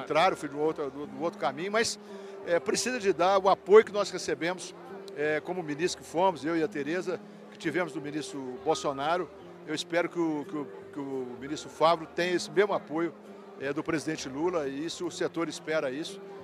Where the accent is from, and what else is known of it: Uberaba, Minas Gerais, Brazil